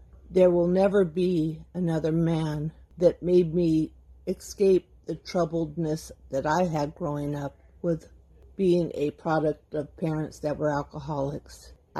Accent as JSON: {"language": "English", "region": "California", "country": "United States", "said": "from California."}